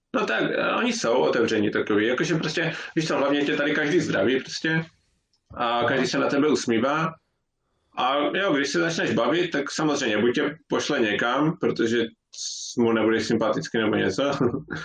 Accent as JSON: {"language": "Czech", "town": "Ostrava", "region": "Moravian-Silesian Region", "country": "Czechia", "moved": "yes", "lives_now": "Norway", "said": "jsem z Ostravy"}